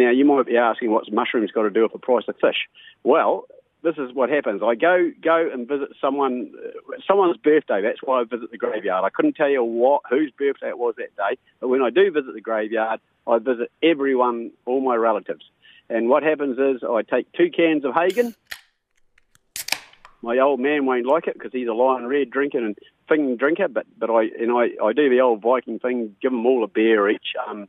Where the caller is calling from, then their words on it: Gisborne, New Zealand; from Gisborne